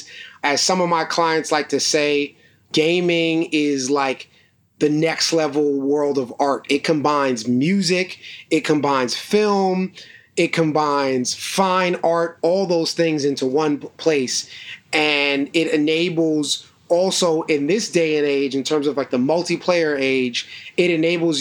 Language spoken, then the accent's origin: English; New York City, New York, United States; my mother had joined a co-op back in Brooklyn where I grew up called the Park Slope Food Co-op